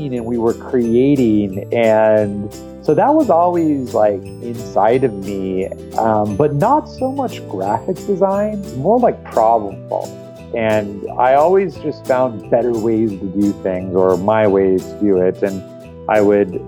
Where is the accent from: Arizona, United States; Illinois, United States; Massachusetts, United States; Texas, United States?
Arizona, United States; Tucson; I grew up mainly in Tucson, Arizona